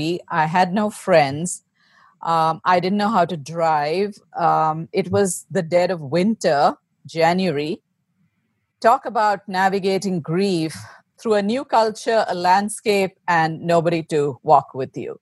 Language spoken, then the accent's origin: English; India; moved away as an adult; now in United States; I was born and raised in India, where I lived with my family until 2008. And in the spring of 2008, we moved to the States.